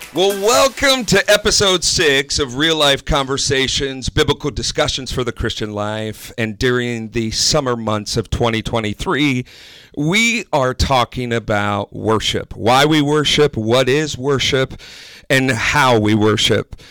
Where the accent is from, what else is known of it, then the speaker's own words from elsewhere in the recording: Wisconsin, United States; now in Ohio, United States; I'm originally from Wisconsin